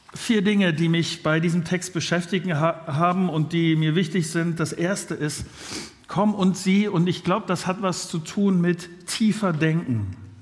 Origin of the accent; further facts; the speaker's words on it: Germany; wir sind ja als äh, Deutsche so eine Gesellschaft